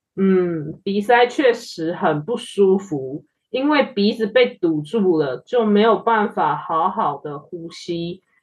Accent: Taiwan; 我们身为台，在台湾出生长大的台湾人

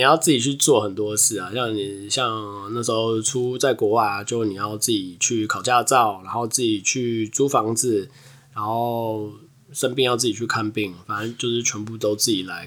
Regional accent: Taiwan; 像我们台湾人还是会跟，先跟亚洲人混在一起

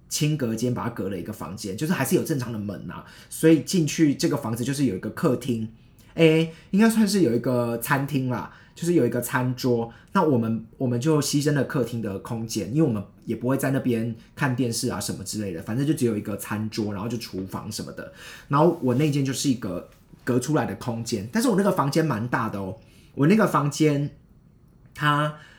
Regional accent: Taichung, Taiwan; moved away as an adult; also born or lived in Hsinchu; 我是台中上来新竹

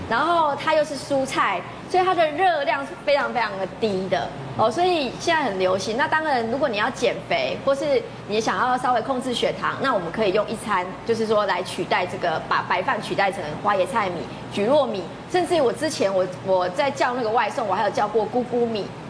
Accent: Taiwan; 像我们台湾人不太喜欢吃冷饭嘛

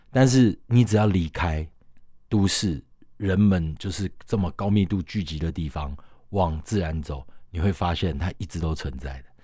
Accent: Taiwan; 我们身为台湾人是很骄傲的一件事情

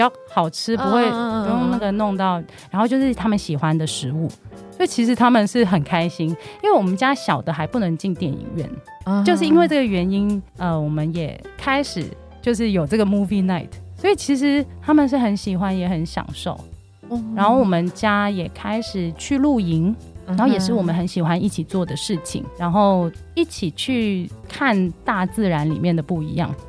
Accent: Hong Kong; moved away; 其实我是香港人，之前在香港从事创意行销的工作。

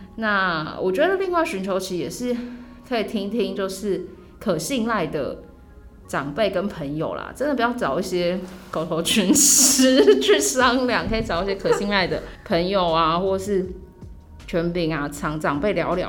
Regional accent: Taichung, Taiwan; now in Taipei, Taiwan; 然后我是台中人

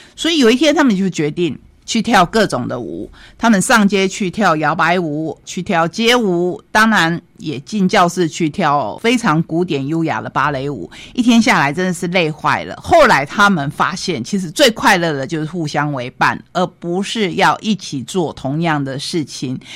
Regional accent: Taiwan; 我们台湾人

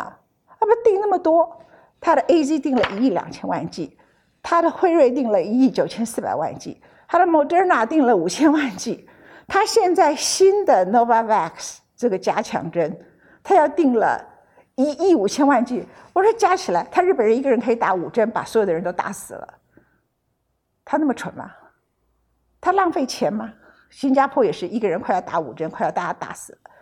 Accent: Taiwan; 我其实不太认得我们的国家跟领导者怎么回事

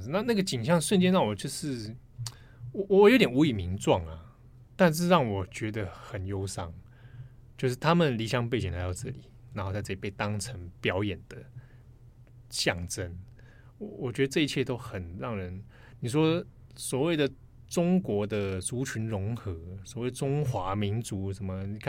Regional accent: Taiwan; 我是台湾人

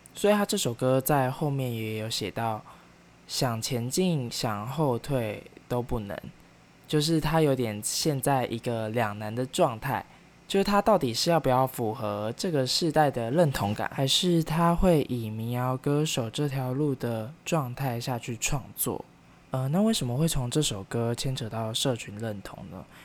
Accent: Kaohsiung, Taiwan; moved away as an adult; also born or lived in Taipei; 高雄，也是我的家乡

